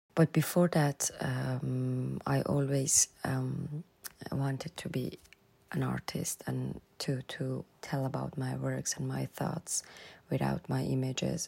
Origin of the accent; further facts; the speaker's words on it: Tehran, Tehran Province, Iran; moved away; also born or lived in Afghanistan; I was born in Tehran and I studied and I grew up in Tehran